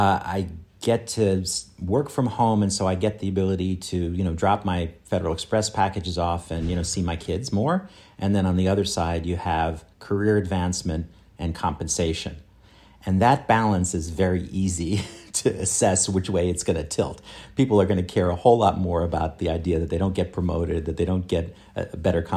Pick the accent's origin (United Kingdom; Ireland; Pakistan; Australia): Australia; now in New York, United States; I come from Australia in order to, you know, be in the bright lights, big city environment.